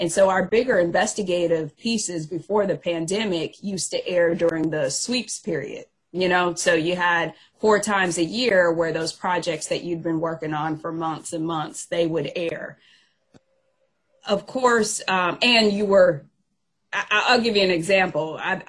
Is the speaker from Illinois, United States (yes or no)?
no; Fayetteville, North Carolina, United States; my last assignment in TV was in my hometown of Fayetteville, North Carolina, which is home to Fort Bragg.